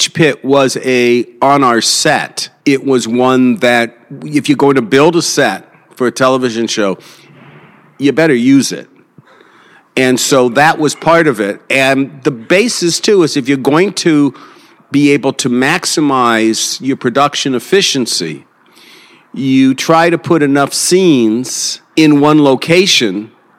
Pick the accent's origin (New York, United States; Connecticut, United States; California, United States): California, United States; Beverly Hills; My neighbor growing up in Beverly Hills was Groucho Marx